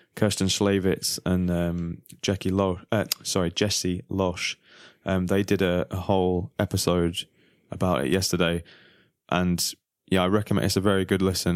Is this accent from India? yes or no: no; England, United Kingdom; moved away; we're all from England